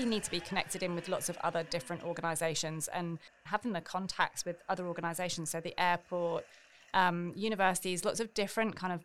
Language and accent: English; England, United Kingdom; moved away as an adult; now in Australia; I'm from England originally